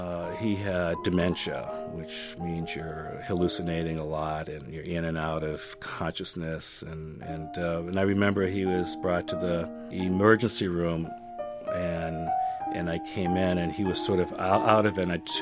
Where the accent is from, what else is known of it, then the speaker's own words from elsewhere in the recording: Naples, Campania, Italy; born there; they got married, I was born in Naples.